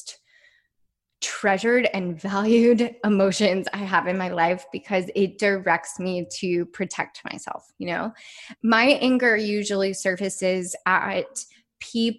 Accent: Midwest, United States; I grew up in the Midwest

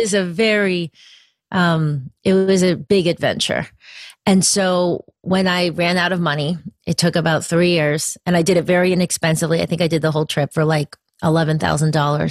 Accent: a little town near Danbury, Connecticut, United States; i grew up in connecticut and that was that is part of the story actually i was Where? in um, a little in a little town near danbury connecticut

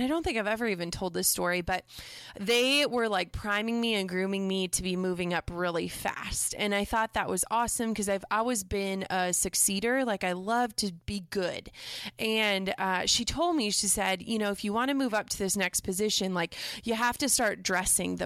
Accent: Minnesota, United States; I'm from Minnesota originally

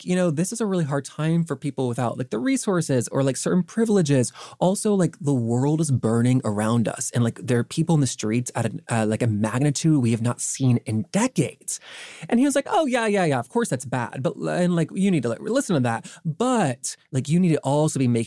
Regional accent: the South, United States; growing up in the South

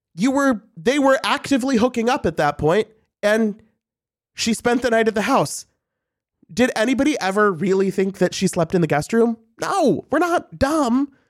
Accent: St. Louis, Missouri, United States; I'm from Saint Louis.

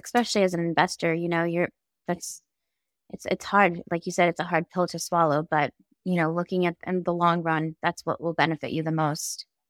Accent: Boston, Massachusetts, United States; moved away as an adult; moving back home to my hometown in Boston or outside of Boston

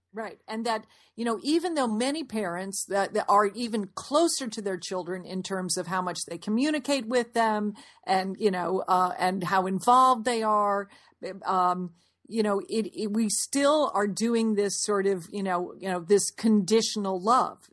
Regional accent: Fairfield, Connecticut, United States; we grew up in Fairfield, Connecticut

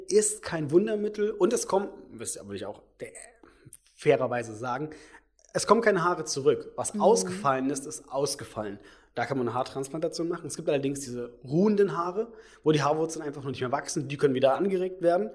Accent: Brandenburg, Germany; also born or lived in Leipzig, Saxony; now in Berlin, Germany; ich komme ja nicht aus Berlin. Äh, ich komme jetzt aus Sachsen, aus Leipzig, aus, äh, eigentlich aus Brandenburg

